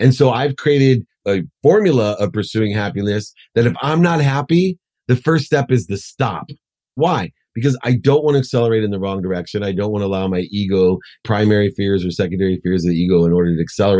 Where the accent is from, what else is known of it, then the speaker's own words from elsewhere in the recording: Akron, Ohio, United States; growing up in Akron, poor mom, two jobs, packing my dinner.